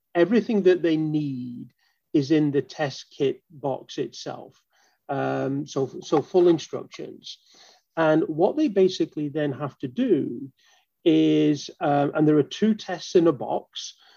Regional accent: Manchester, North West England, United Kingdom; moved away as an adult; now in Baltimore, United States; I actually uh, am from Manchester in the UK.

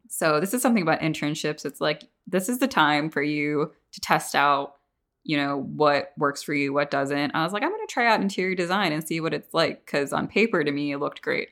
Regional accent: Northeast, United States; now in Atlanta, United States; I'm from the Northeast where it's, like, you don't talk to your neighbors

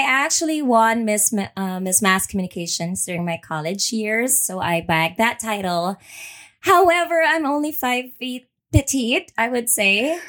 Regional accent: Manila, Metro Manila, Philippines; moved away as an adult; also born or lived in Los Angeles, United States; now in Houston, United States; Born and raised in Manila, Philippines.

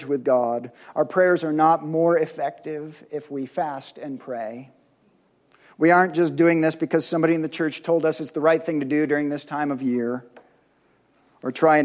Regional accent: United States; us as contemporary American Christ followers

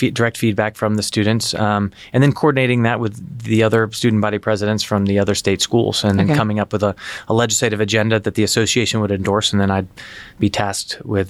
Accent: Albany, New York, United States; I grew up in Albany, New York, was the other place I spent, you know, my childhood.

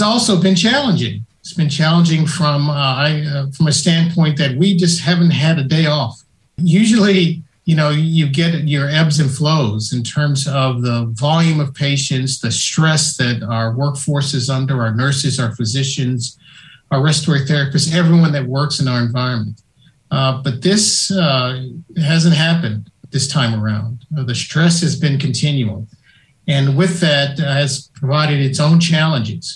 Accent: Nashville, Tennessee, United States; moved away as an adult; now in Boston, United States; I grew up in Nashville, Tennessee

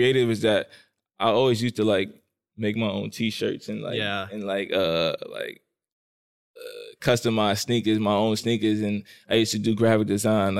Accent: New York City, New York, United States; I'm from Brooklyn, New York, born and raised in Brooklyn.

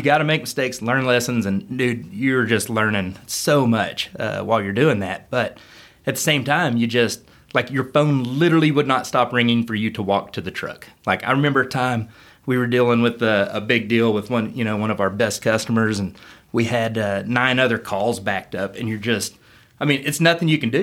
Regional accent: Pauls Valley, Oklahoma, United States; I was from Paul's Valley

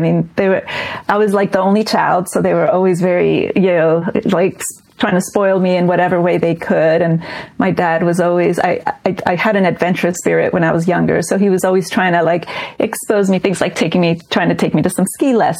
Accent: New Jersey, United States; born there; they actually met in the U.S., in New York, and I was born in New Jersey.

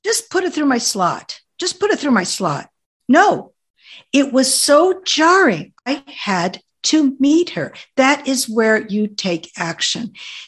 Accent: Oregon, United States; And then, oh, and how I was from Oregon. My driver's license was from Oregon

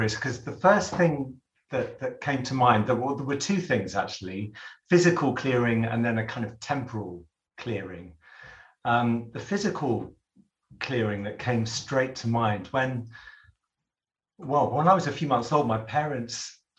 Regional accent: London, United Kingdom; we were living in London. I grew up in London

